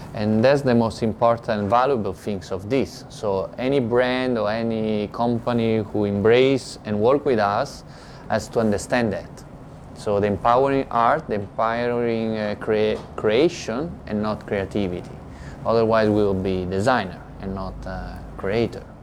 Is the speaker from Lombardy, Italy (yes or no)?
no; Rome, Lazio, Italy; English is a second language; now in Shanghai, China; I'm from Rome